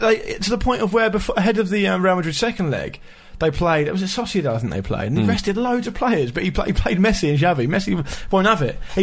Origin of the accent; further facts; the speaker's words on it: United Kingdom; I'm British.